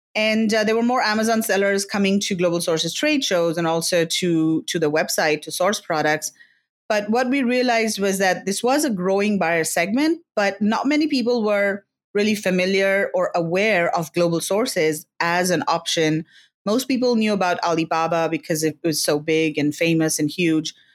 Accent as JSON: {"language": "English", "region": "Delhi", "country": "India", "tie": "born or raised there", "also_born_or_lived": "Philippines / China", "moved": "as an adult", "lives_now": "Singapore", "said": "I studied in India, in Delhi specifically, which is the capital of India"}